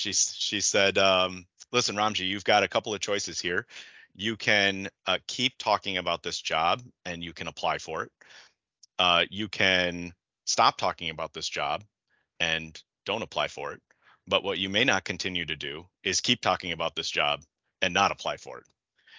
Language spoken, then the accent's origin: English; Detroit, Michigan, United States; So I grew up in Michigan, in the Metro Detroit area. And as you said, went to undergrad and law school here.